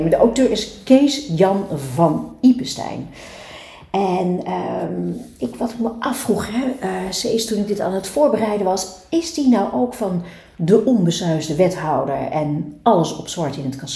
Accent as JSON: {"language": "Dutch", "region": "Friesland", "country": "Netherlands", "said": "Eh, nou, in Friesland is het heel erg"}